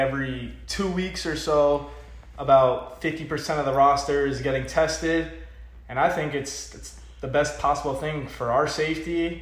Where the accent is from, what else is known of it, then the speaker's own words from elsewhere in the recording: Pembroke Pines, Florida, United States; I am from Pembroke Pines, Florida.